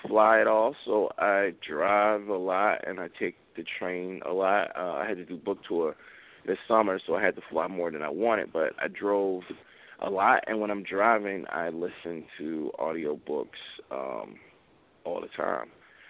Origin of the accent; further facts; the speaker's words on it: Mississippi, United States; I'm from Mississippi, so I'm heavily influenced by Twain